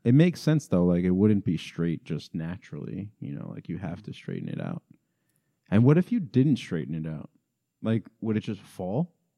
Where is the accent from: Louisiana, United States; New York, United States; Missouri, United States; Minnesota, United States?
New York, United States; I'm from Ozone Park, actually, originally.